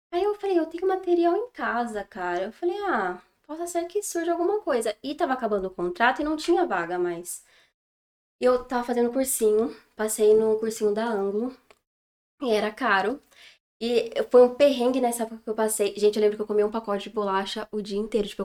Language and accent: Portuguese; São Paulo, Brazil; born there; É, eu tenho 23 anos eu nasci em São Paulo, mas já mudei várias vezes de escola, de cidade. Mas assim, pertinho.